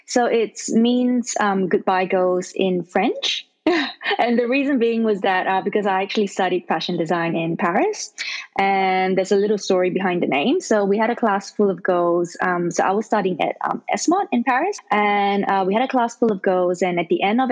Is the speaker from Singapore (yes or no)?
yes; Singapore; now in Sydney, Australia; I was born in Singapore, and most of my family still resides in Singapore. So twice a year, I go back to Singapore to visit my family